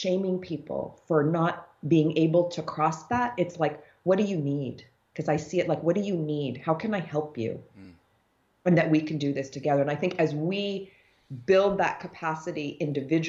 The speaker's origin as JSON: {"language": "English", "country": "United States", "tie": "born or raised there", "said": "I have an African father, but I grew up in the United States"}